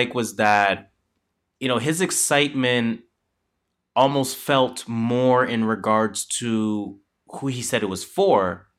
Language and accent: English; Toronto, Ontario, Canada; and that is how we're from Toronto.